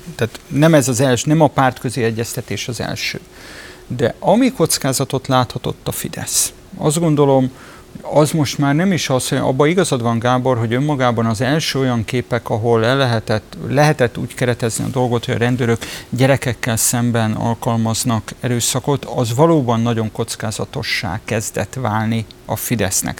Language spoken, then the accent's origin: Hungarian; Budapest, Hungary; Tőzsökeres budapestiként